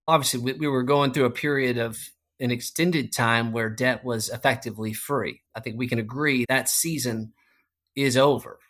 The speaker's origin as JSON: {"language": "English", "town": "Arlington", "region": "Texas", "country": "United States", "tie": "born or raised there", "said": "I grew up in Arlington, Texas, just right there, Dallas-Fort Worth"}